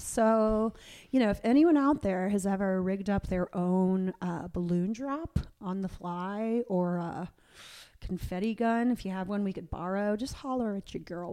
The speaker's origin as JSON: {"language": "English", "town": "Tampa", "region": "Florida", "country": "United States", "tie": "born or raised there", "moved": "yes", "lives_now": "Atlanta, United States", "said": "I live in Atlanta, and, um, my parents live in the home where I grew up outside of Tampa"}